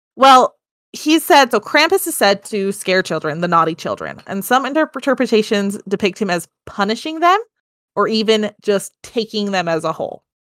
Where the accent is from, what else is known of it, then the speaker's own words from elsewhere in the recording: United States; I'm American.